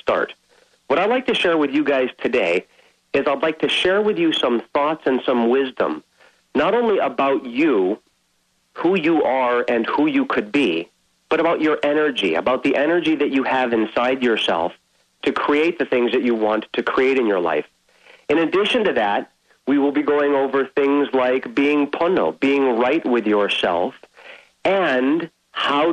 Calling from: Honolulu, Hawaii, United States; I'm calling from Honolulu, Hawaii

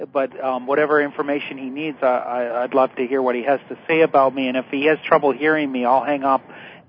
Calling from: South Florida, United States; I'm calling from South Florida.

